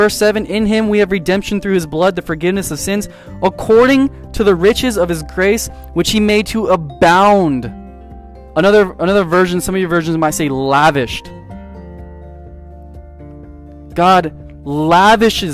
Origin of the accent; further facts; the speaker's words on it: San Diego, California, United States; I grew up in San Diego, and we lived by the beach